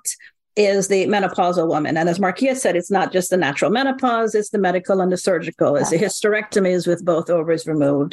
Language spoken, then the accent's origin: English; Jamaica; accent: Jamaican; my accent, a Jamaican accent